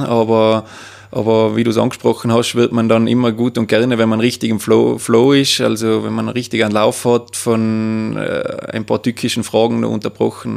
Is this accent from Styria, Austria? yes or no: no; Obergurgl, Tyrol, Austria; beruflich tätig da im elterlichen Betrieb im Gourmet- und Weinhotel Austria in Obergurgl